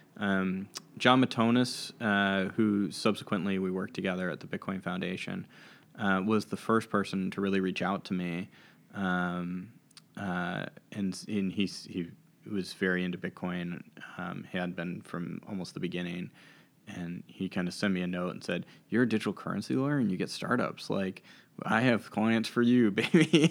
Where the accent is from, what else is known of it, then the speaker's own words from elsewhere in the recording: Washington, District of Columbia, United States; also born or lived in McLean, Virginia; I grew up in Washington, D C